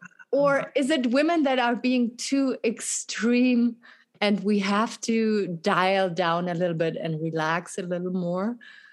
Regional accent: Germany; English is a second language; also born or lived in France; now in United States; in Europe, where I come from Germany, from France, it is very different.

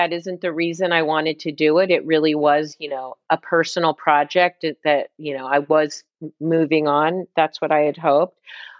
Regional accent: Midwest, United States; now in New York, United States; We're Midwest, you know, we grew up in the Midwest. We came to New York at the same time.

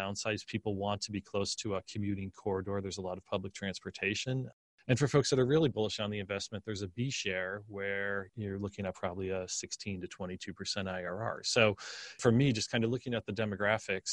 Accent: Scranton, Pennsylvania, United States; now in Austin, United States; Rust Belt, like where I grew up in Scranton, PA

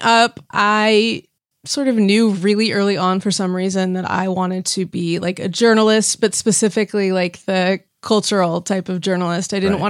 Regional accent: Seattle, Washington, United States; moved away as an adult; also born or lived in San Francisco, California / Santa Barbara, California; now in Los Angeles, United States; I'm like West Coast for life. I was born in San Francisco. Oh, cool. I mostly grew up in Seattle. I went to college in Santa Barbara, and then I moved here right after college.

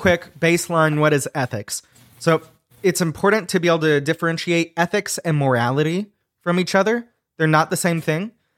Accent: United States; being an American Christian

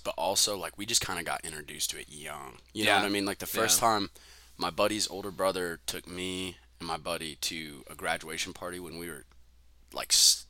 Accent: Albuquerque, New Mexico, United States; born or raised there; moved away as an adult

